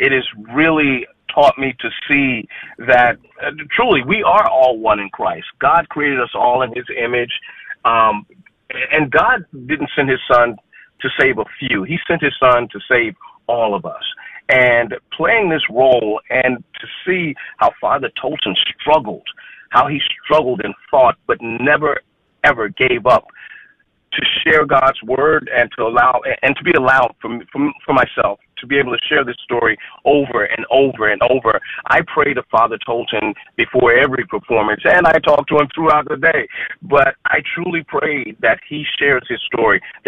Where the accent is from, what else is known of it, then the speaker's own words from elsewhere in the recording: Dallas, Texas, United States; moved away; I was born and raised in Dallas